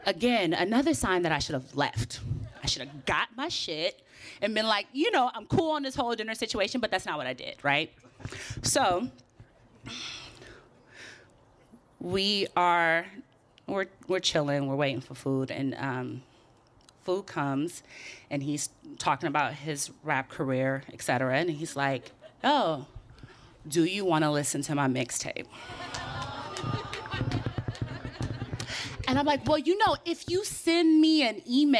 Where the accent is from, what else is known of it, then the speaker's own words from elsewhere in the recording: Oakland, California, United States; now in New York, United States; I'm from Oakland.